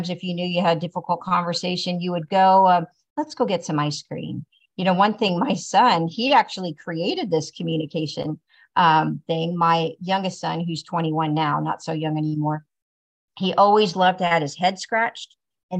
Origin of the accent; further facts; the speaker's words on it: Tulsa, Oklahoma, United States; growing up in Tulsa, you know, for the areas that I live in Tulsa